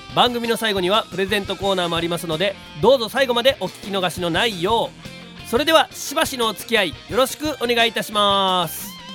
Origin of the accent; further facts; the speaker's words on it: Amagasaki, Hyogo, Japan; 我々地元尼崎ですから